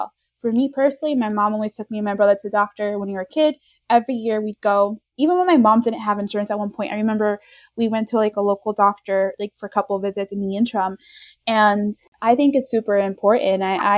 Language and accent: English; New York, United States; now in Florida, United States; we both reside in Florida. I was born and raised in New York